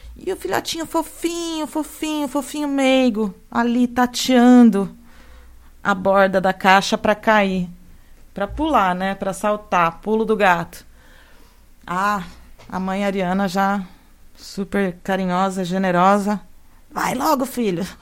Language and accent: Portuguese; São Carlos, São Paulo, Brazil; moved away as an adult; also born or lived in Londrina; Fui, fui lá para Londrina, saí de São Carlos, fui lá para o norte do Paraná